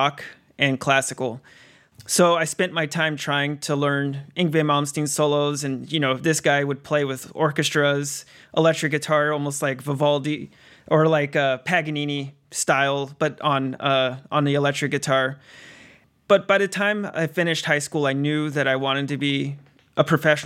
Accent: San Diego, California, United States; growing up in 90s in San Diego

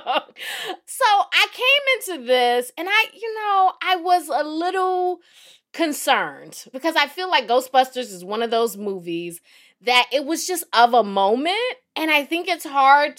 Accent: the South, United States; I was from the South

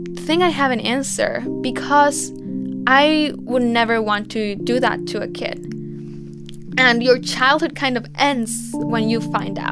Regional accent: Mexico; It's the most polluted river in Mexico, and it's right by my hometown.

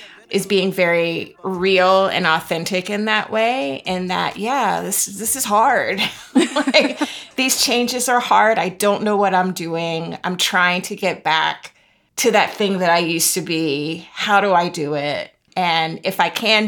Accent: Florida, United States; I'm from Florida.

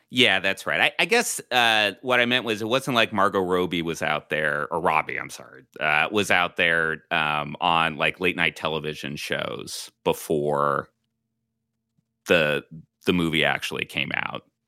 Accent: Southern California, United States; moved away

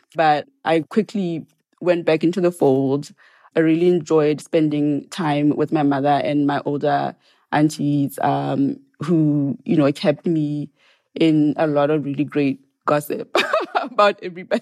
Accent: Serowe, Central District, Botswana; moved away as an adult; also born or lived in Maun area village, northwest Botswana / Gaborone, Botswana / Oxford, Mississippi, United States; now in Provincetown, United States; I was born in Sorowe, which is where my family is from.

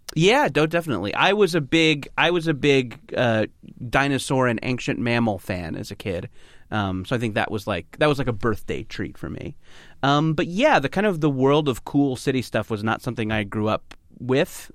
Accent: Orange County, California, United States; I grew up in Orange County, which is maybe an hour south of L

